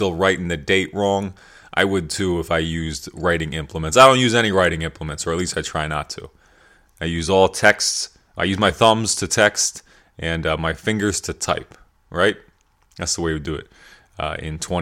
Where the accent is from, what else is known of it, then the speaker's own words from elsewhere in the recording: York, Pennsylvania, United States; I grew up in York, Pennsylvania